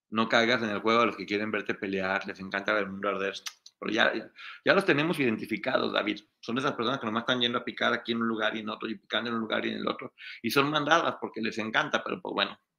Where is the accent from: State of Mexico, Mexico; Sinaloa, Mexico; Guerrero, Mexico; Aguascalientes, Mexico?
Aguascalientes, Mexico; born there; also born or lived in Guadalajara, Mexico; Sí, ahí nací, nací en Aguascalientes.